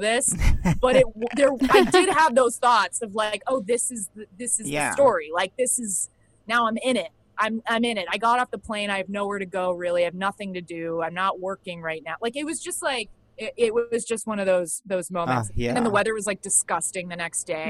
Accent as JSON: {"language": "English", "town": "Dallas", "region": "Texas", "country": "United States", "tie": "born or raised there", "moved": "yes", "said": "I grew up in Dallas, Texas"}